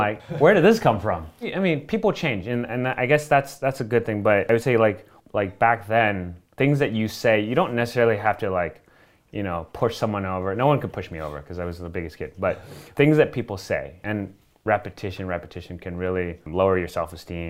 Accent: Miami, Florida, United States; moved away; I grew up in Florida

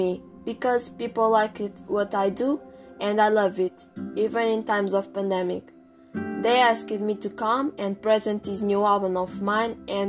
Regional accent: Boca Raton, Florida, United States; born there; now in Los Angeles, United States; I was born in Boca Raton in Florida. And I live in Los Angeles in California, so I'm from United States of America.

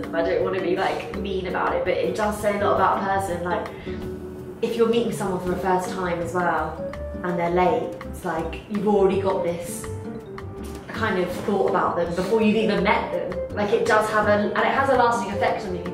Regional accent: United Kingdom; I'm British

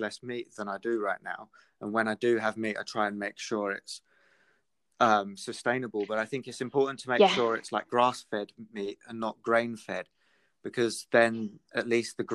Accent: Britain / England, United Kingdom; if there's anything to be proud of for being British, it's the wildlife that we have in England.

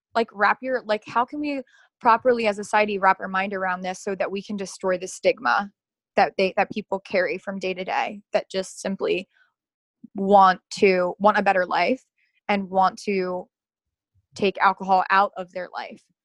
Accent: Dundalk, Maryland, United States; I'm, literally I'm from Baltimore, like born and bred. Um, yeah. I'm from Dundalk.

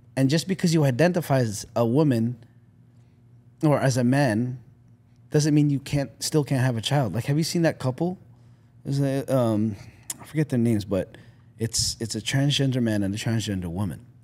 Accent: Canada; I'm Canadian.

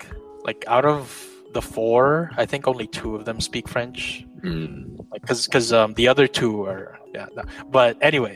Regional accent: Philippines; I'm Filipino.

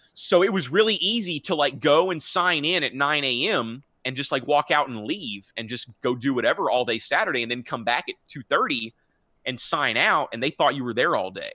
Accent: Houston, Texas, United States; also born or lived in Austin, Texas; I'm born and raised in Houston, and I've never lived outside of Texas my whole life

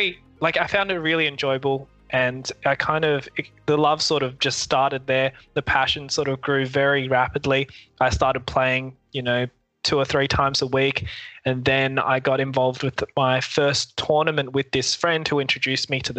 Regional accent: Adelaide, South Australia, Australia; moved away as an adult; also born or lived in Hong Kong; now in Melbourne, Australia; technically I was born in Hong Kong, but I moved to Adelaide, South Australia when I was 8 months old and grew up there

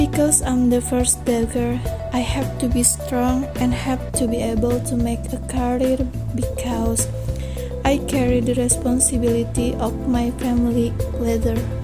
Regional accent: Bekasi, West Java, Indonesia; I was born in Bekasi, September 2002

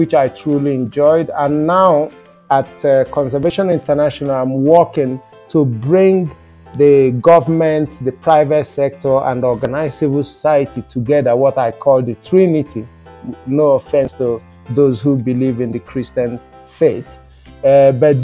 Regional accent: Nigeria; being an African, growing up in Nigeria, where I was born

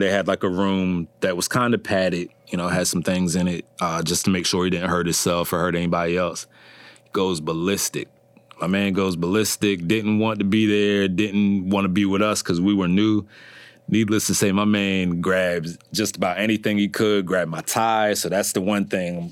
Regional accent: Berlin, Maryland, United States; originally from, uh, Berlin, Maryland

